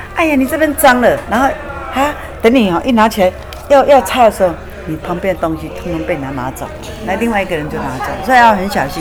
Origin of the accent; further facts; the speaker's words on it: Taiwan; 我们台湾人